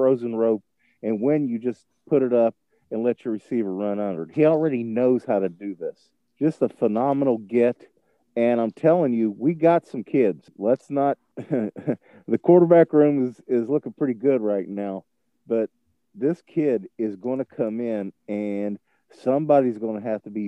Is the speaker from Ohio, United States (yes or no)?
yes; Ohio, United States; As a kid growing up in the Buckeye State, Buckeye fan from birth